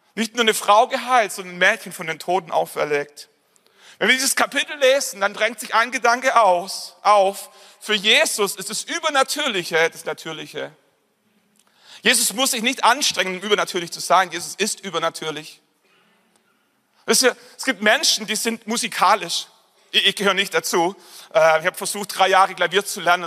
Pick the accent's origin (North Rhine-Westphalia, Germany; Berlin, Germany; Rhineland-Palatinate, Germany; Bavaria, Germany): Bavaria, Germany; Nördlingen; ich komme, wie gesagt, aus Nördlingen. Das ist eine Kleinstadt